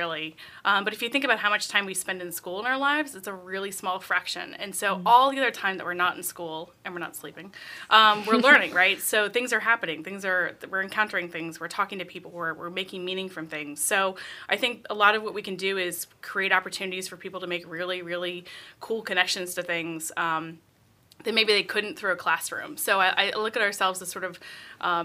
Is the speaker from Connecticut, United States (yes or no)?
no; New Jersey, United States; moved away as an adult; also born or lived in Wilmington, North Carolina; I'm a Jersey girl